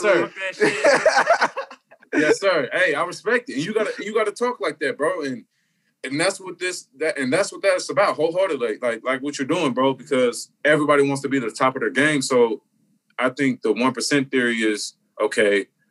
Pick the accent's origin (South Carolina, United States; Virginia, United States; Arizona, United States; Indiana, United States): Indiana, United States; Indianapolis; I'm from Indianapolis